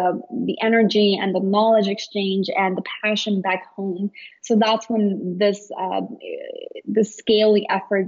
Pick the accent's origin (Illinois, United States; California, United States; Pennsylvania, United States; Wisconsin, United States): Illinois, United States; Chicago; I grew up in Chicago, right, I'm a total city girl